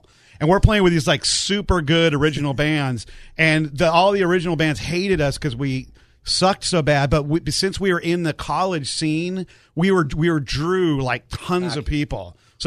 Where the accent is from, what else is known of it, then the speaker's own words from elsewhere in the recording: Alaska, United States; also born or lived in San Diego, California; lived in Alaska. My parents moved up there for the big pipeline boom and jobs, and my uncle was up there. So I grew up in Alaska